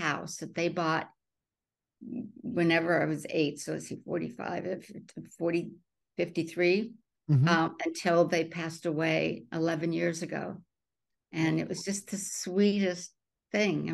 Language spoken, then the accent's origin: English; Burbank, California, United States; also born or lived in Canada; they headed south to Burbank, California. And that's where I grew up.